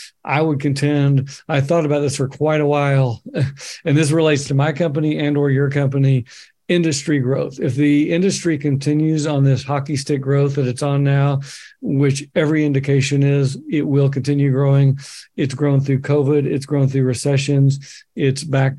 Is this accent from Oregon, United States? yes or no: yes; Bend, Oregon, United States; I can look at my hometown, Bend, Oregon, 80,000 people in the middle of nowhere.